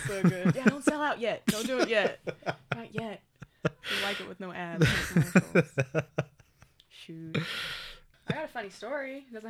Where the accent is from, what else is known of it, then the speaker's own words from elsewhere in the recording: Oklahoma, United States; Dude, me too. It's okay. We're from Oklahoma.